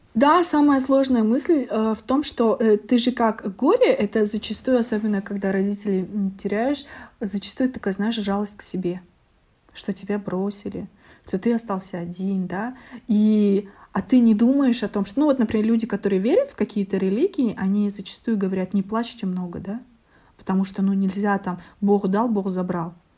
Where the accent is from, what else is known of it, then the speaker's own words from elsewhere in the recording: Almaty, Kazakhstan; also born or lived in Astana, Kazakhstan; когда вернулась как раз в Алматы, а я четыре года училась в Астане